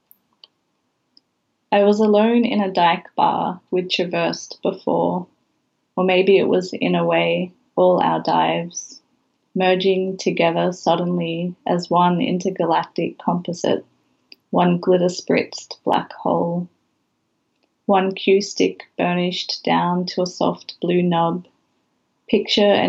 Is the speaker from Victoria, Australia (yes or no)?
no; Sydney, New South Wales, Australia; moved away as an adult; now in Brisbane, Australia; So I moved away from Western Sydney to Brisbane. I was 21. You know, it was a huge shift in terms of where I had grown up